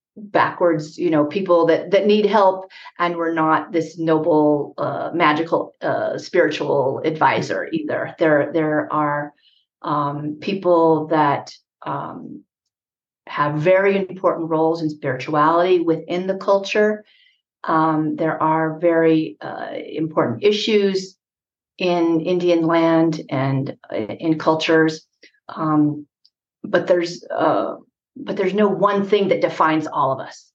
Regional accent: Jemez Pueblo, New Mexico, United States; I'm from the Pueblo of Jemez. That's one of the 19 pueblos in New Mexico

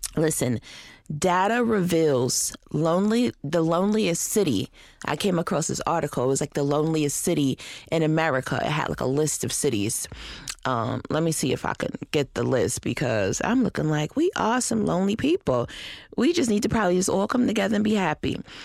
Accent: Rochester, New York, United States; moved away; Rochester, New York, which is my hometown.

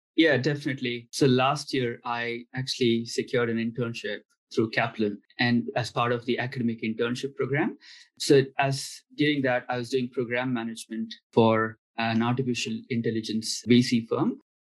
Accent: India; moved away; I'm from India

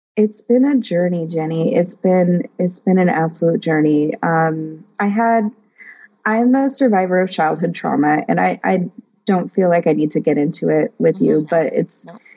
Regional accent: United States; I'm Greek, Hungarian, and Persian by blood, and I'm American by, you know, culture.

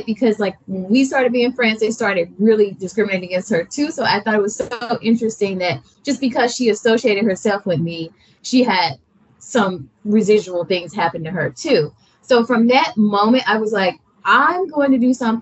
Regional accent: Alabama, United States; I'm from Alabama.

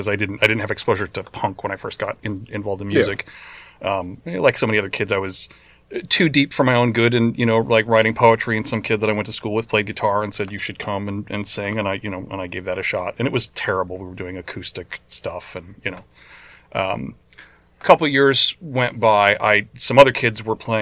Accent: Los Angeles, California, United States; moved away; also born or lived in Chicago; Chicago originally, but I grew up in Los Angeles most of my life.

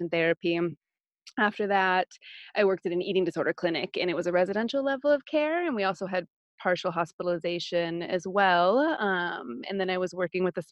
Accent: United States; growing up in America

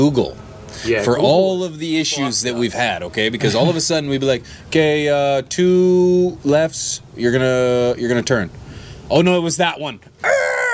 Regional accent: British Columbia, Canada; I'm from Canada

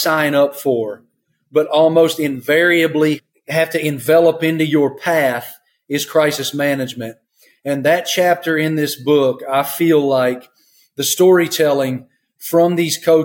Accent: Appalachia, United States; I grew up in Appalachia, farm country, small rural America, the rural South.

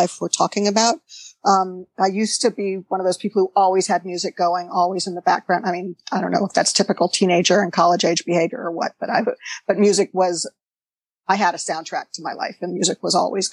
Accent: Los Angeles, California, United States; moved away as an adult; also born or lived in San Francisco; now in Berkeley, United States; I was born in Los Angeles, actually, and moved to San Francisco in the early 80s

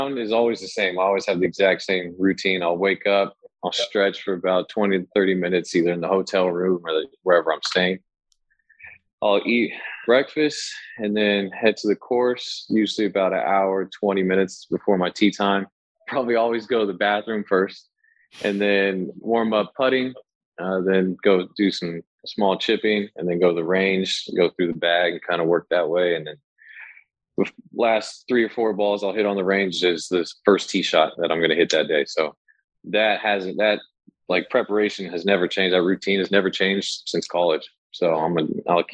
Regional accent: Fairfield, California, United States; now in Sacramento, United States; I grew up in Fairfield.

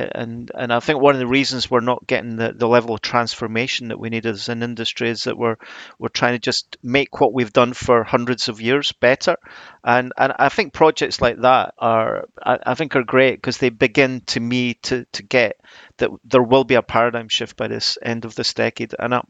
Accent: Edinburgh, Scotland, United Kingdom; now in South of England; Well, yeah, I was brought up in Edinburgh. I studied at the Macintosh, but I've obviously been down south for a while now. It's probably softened my accent a little bit

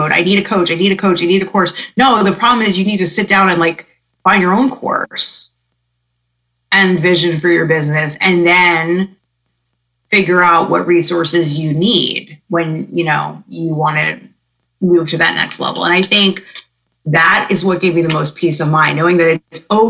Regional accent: New Jersey, United States; I'm from New Jersey

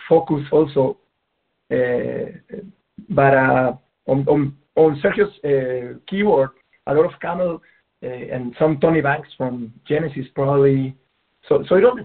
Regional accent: Peru; We grew up in Peru

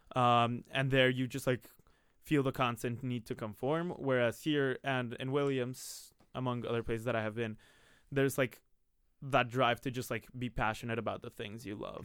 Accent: Bogotá, Bogotá Capital District, Colombia; moved away; I'm from Bogota, Colombia

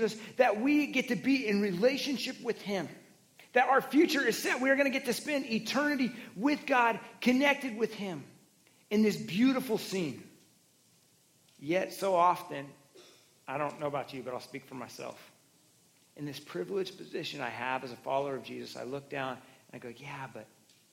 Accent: Oregon, United States; I grew up in Oregon in Pacific Northwest

